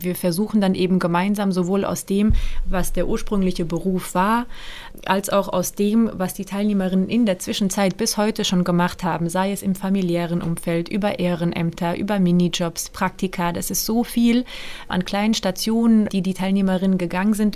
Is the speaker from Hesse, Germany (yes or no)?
yes; Frankfurt am Main, Hesse, Germany; also born or lived in Mainz; Ich bin ja gebürtige Frankfurterin